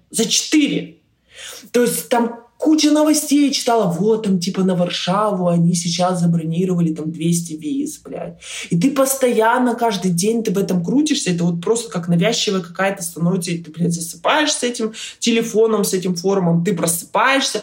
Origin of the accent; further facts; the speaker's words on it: Irkutsk, Irkutsk Oblast, Russia; moved away as an adult; also born or lived in Poland; now in United States; я родом из Иркутска